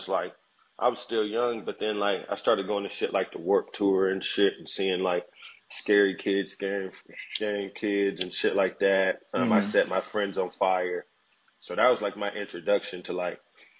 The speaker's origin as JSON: {"language": "English", "town": "Atlanta", "region": "Georgia", "country": "United States", "tie": "born or raised there", "also_born_or_lived": "Decatur / Gwinnett", "said": "I'm from Atlanta, and I would say my hood, I would say probably the 4th Ward over on Edgewood"}